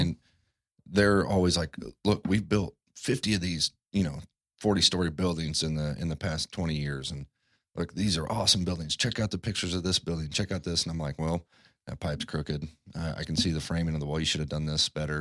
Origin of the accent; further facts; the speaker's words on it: Midwest, United States; moved away; where I grew up in the Midwest